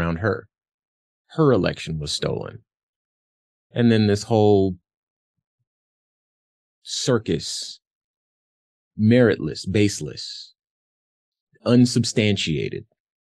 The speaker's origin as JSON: {"language": "English", "region": "Arizona", "country": "United States", "said": "my home state of Arizona"}